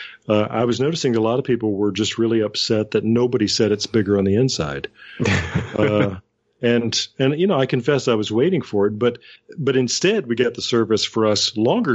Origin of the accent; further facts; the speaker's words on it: Alabama, United States; this is my home state. This is part of my personal history. I wasn't alive in 1955, but close. this is certainly the Alabama that I knew growing up